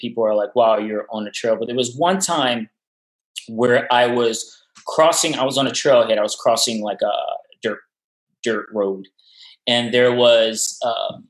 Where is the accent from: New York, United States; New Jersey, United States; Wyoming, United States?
New York, United States; New York City; moved away as an adult; now in Hudson Valley, United States; I'm from Brooklyn